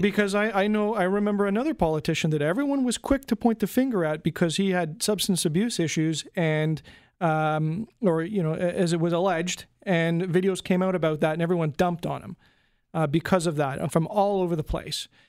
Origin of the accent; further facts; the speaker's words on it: Canada; me as a Canadian